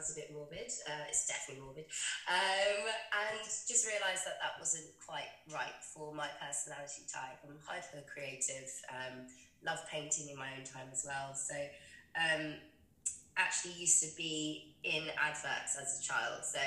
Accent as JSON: {"language": "English", "area": "West Sussex", "region": "South East England", "country": "United Kingdom", "also_born_or_lived": "East London", "moved": "as an adult", "lives_now": "London, United Kingdom", "said": "I'm not originally a London native. I'm actually from West Sussex, but when I moved to London when I was 18, I've always been East London"}